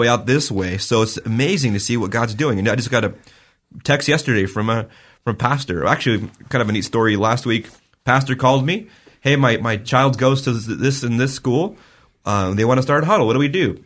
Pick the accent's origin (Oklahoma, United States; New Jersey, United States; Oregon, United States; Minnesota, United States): Oregon, United States; Vale; my hometown